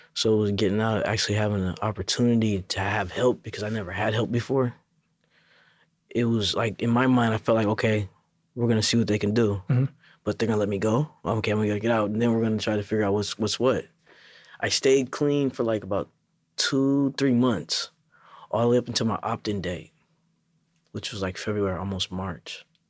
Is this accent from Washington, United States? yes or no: yes; Seattle, Washington, United States; moved away as an adult; also born or lived in Federal Way, Washington / Kent, Washington; now in Tacoma, United States; from Seattle, Federal Way, and then Kent